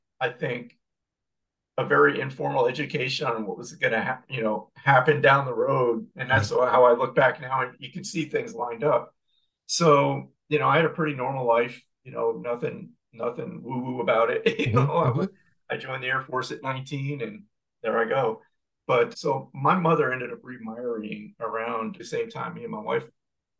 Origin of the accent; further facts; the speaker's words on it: New York, United States; moved away; We're from New York originally